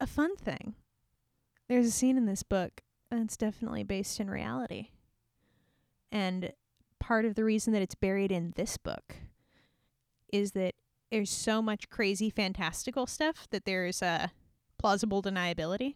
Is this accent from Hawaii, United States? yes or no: yes; Hawaii, United States; we grew up in Hawaii